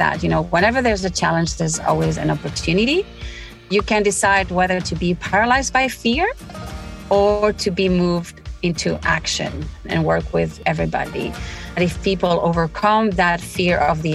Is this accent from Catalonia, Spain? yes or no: no; Bilbao, Basque Country, Spain; moved away as an adult; also born or lived in Brittany, France; now in Houston, United States; I'm from Spain, so which is already a very good place. I'm from the Basque region that is very close to France in the border, Bilbao